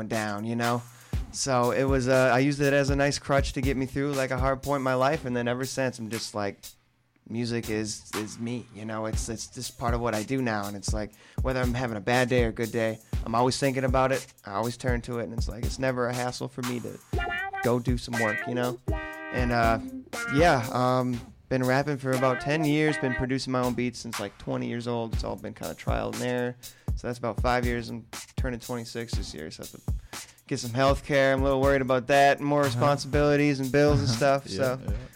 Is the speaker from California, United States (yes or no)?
no; Maple Lake, Minnesota, United States; It's called Maple Lake. It's by like St. Cloud, that area